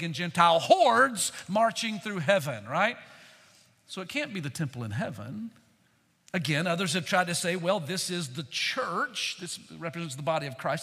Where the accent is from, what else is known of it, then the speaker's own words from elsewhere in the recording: Candler, North Carolina, United States; I'm from Candler, North Carolina.